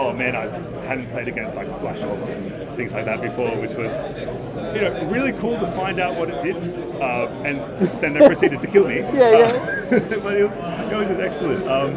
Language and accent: English; Wollongong, New South Wales, Australia; I'm from Wollongong. I'm a magic player.